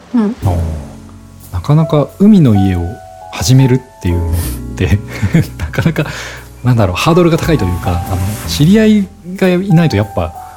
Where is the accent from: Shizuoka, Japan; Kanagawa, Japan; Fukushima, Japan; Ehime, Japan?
Kanagawa, Japan; Zushi; 僕逗子出身